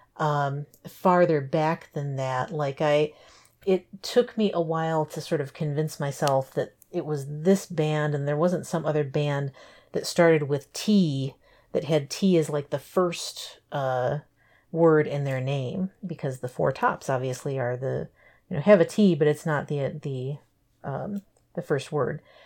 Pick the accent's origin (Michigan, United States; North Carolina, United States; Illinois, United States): Michigan, United States; Western; when I was growing up in Western Michigan